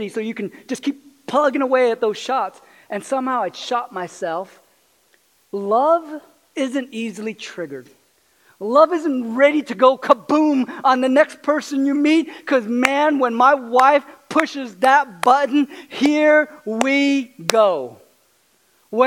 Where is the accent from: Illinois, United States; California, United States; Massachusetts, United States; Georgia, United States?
California, United States; moved away as an adult; also born or lived in Arkansas; I grew up in California, and I didn't grow up with guns or bows or arrows or any